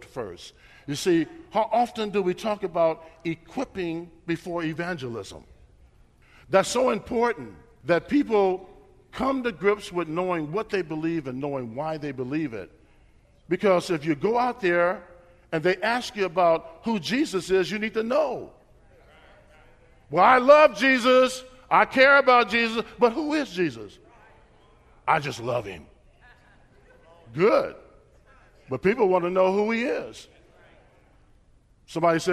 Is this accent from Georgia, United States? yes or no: no; Bakersfield, California, United States; also born or lived in Bay Area, California; My wife and I grew up in Bakersfield, California.